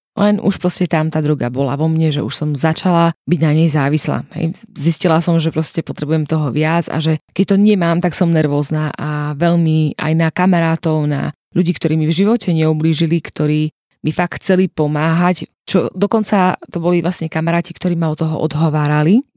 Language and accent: Slovak; Hanušovce nad Topľou, Prešov Region, Slovakia; pochádzam z východu, z Hanušoviec na Toplov konkrétne